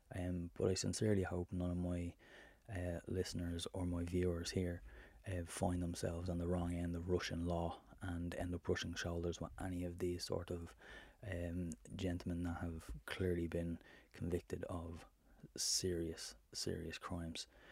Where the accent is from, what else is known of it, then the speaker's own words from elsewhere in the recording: Ireland; as an Irishman